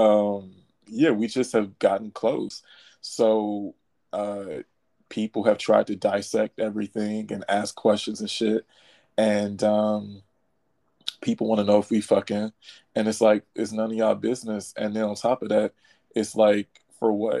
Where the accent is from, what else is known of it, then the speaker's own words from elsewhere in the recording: Detroit, Michigan, United States; I'm from Detroit